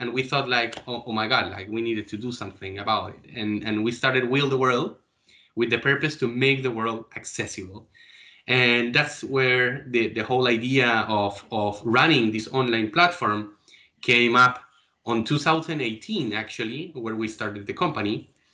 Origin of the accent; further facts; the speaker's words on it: Chile; Chile, my hometown.